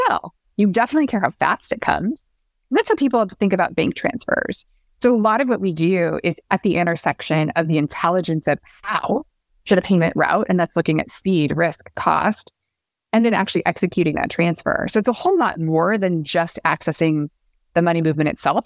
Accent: Pacific Northwest, United States; now in New York, United States; I grew up in the Pacific Northwest

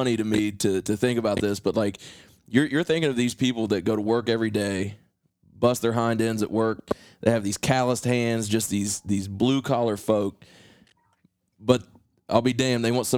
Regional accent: Appalachia, United States

